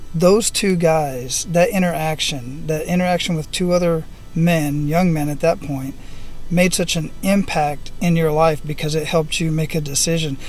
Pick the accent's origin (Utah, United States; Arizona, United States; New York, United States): Arizona, United States; Phoenix; moved away; I'm originally from Phoenix, Arizona, so we do the same thing up there. The snow stays up in the mountains, but it is quite hot where I, where I grew up at, so I don't get back there very often.